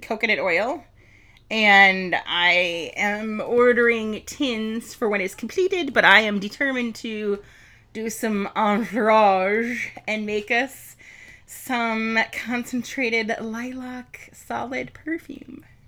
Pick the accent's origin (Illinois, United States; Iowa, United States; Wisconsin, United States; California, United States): Wisconsin, United States; Milwaukee; we come from Milwaukee